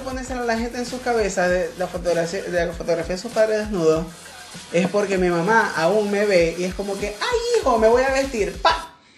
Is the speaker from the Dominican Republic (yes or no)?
no; Maracaibo, Zulia, Venezuela; soy de Maracaibo